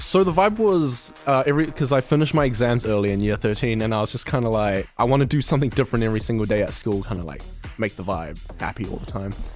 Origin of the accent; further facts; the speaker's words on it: New Zealand; I'm from New Zealand originally, but my mum and dad are from Vietnam and Cambodia.